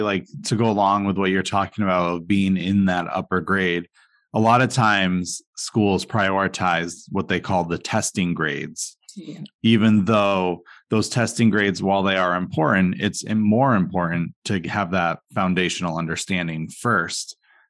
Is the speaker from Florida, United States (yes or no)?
no; Vermont, United States; now in Massachusetts, United States; I'm going to leave my hometown. And well, I did. So, so I'm in Massachusetts and not Vermont.